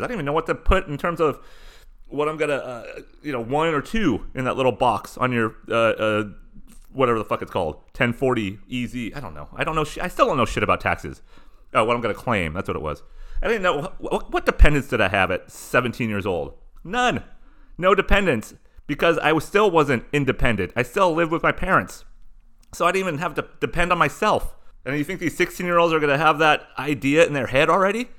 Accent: Southern California, United States; living in and growing up in Southern California

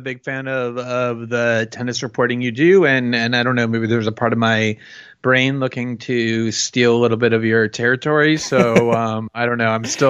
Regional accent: Florida, United States; I grew up in actually a suburb of Fort Lauderdale, very close to the park where Chris Evert learned to play t

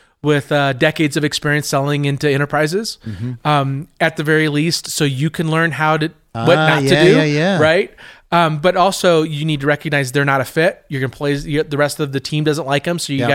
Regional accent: California, United States; now in Colorado, United States; Colorado's home for me. I grew up in Southern California.

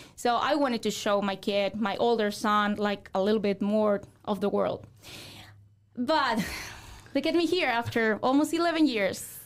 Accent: Mexico; English is a second language; moved away as an adult; also born or lived in Guadalajara, Mexico; now in Fort Wayne, United States; I grew up in Zaguayo

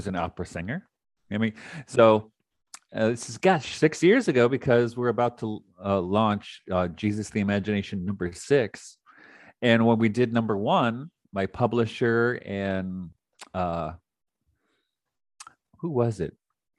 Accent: Detroit, Michigan, United States; I grew up in Detroit

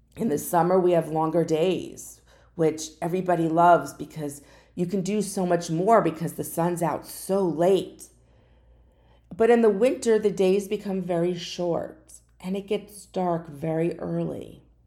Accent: Florida, United States; also born or lived in New Jersey; I've lived in Fla-, Florida the majority of my life. There was a short time when I was very young, I lived in New Jersey, but I was born in Florida

